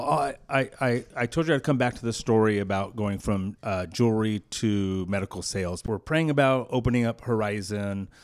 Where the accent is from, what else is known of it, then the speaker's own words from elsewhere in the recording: Clovis, California, United States; I grew up in Clovis, California